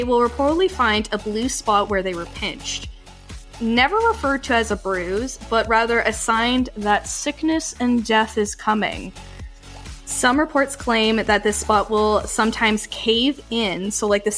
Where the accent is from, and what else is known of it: Canada